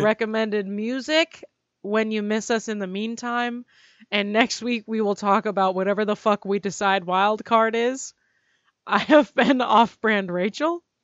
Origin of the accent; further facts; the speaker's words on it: United States; I'm an American